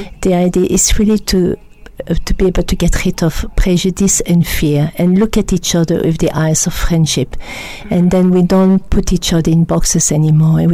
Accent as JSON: {"language": "English", "country": "Belgium", "accent": "French", "second_language": "English", "moved": "yes", "said": "As you can hear my French accent, I come from Belgium, and my mother was Flemish and my father was French"}